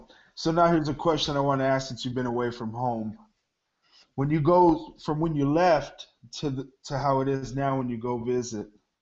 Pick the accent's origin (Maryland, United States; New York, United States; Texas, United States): Texas, United States; Odessa Midland area, West; moved away as an adult; I moved away. I moved from home. I'm from West Texas, from the Odessa Midland area.